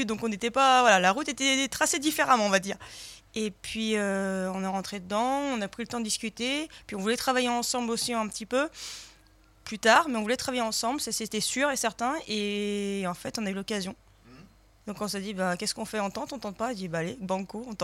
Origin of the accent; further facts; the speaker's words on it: Lyon, Auvergne-Rhône-Alpes, France; on est lyonnais.